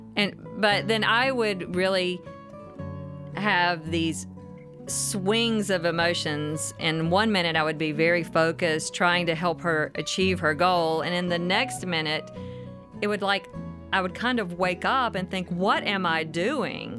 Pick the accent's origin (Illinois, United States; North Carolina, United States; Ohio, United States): North Carolina, United States; mountains of; moved away as an adult; now in Nashville, United States; I spent my childhood in Appalachia in the mountains of North Carolina